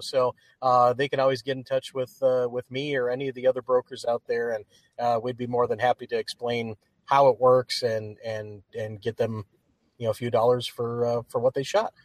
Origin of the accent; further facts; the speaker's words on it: Upper Peninsula of Michigan, United States; I grew up in the Upper Peninsula of Michigan